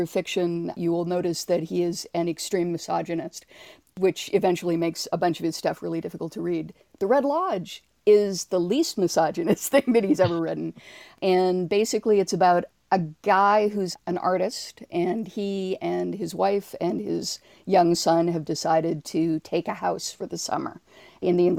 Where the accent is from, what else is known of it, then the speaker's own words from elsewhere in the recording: Toronto, Ontario, Canada; I was not born in Toronto, but I was raised in Toronto